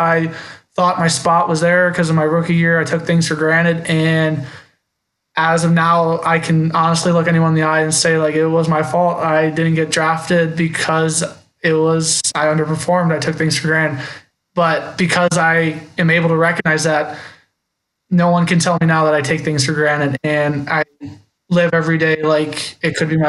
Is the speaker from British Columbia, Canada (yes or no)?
no; Cleveland, Ontario, Canada; I'm kind of like a small town boy myself, though. Like, the town I grew up in Cleveland is, like, we have no commercial business. We have one intersection.